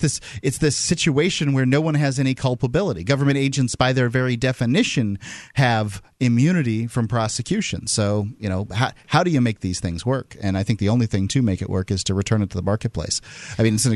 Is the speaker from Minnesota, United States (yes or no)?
no; Gulf Coast of Florida, United States; I'm from the Gulf Coast coast to Florida